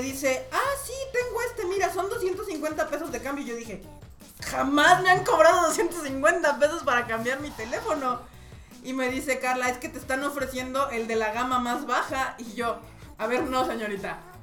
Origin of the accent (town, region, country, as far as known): Mexico